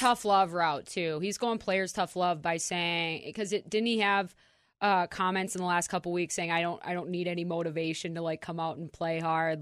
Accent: Minnesota, United States; the ceilings and the avenues for career paths that would have been available to me growing up in Minnesota, very limited

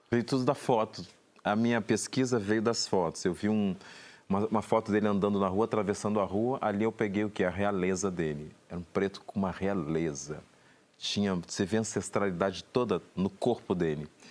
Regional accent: Santa Maria, Rio Grande do Sul, Brazil; now in Rio de Janeiro, Brazil; eu sou do Rio Grande do Sul, de Santa Maria, e quando eu cheguei aqui em 93

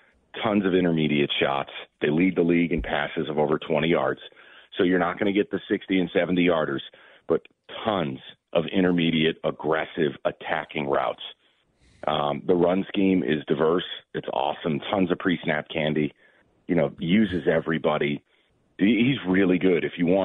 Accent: New York, United States; for me, it's easier because I'm from New York. I'm a Giants fan.

